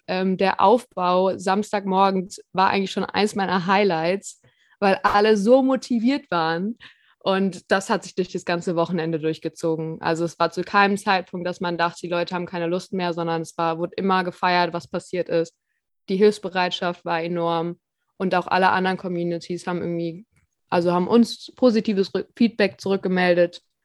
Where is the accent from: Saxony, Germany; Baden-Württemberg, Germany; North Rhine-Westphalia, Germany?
North Rhine-Westphalia, Germany; Cologne; Ich als Kölnerin